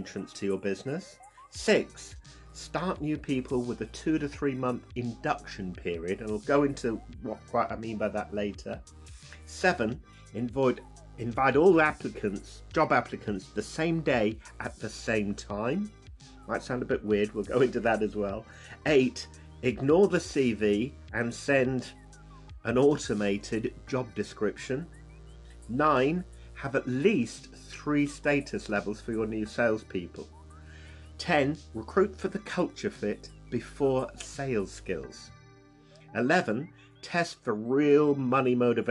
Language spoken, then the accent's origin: English; United Kingdom; I'm obviously British